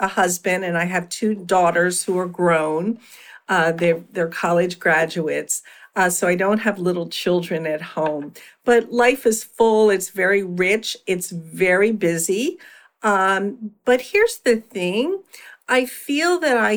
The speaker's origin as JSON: {"language": "English", "town": "Philadelphia", "region": "Pennsylvania", "country": "United States", "tie": "born or raised there", "said": "I had a solo private practice for many years in my hometown of Philadelphia"}